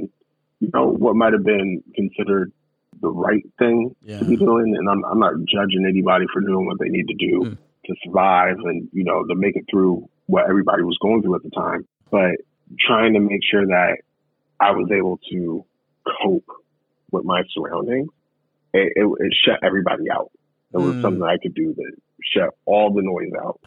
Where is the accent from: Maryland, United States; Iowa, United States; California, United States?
Iowa, United States; Des Moines; I grew up in Des Moines, Iowa, grew up off of 16th and Hickman in Des Moines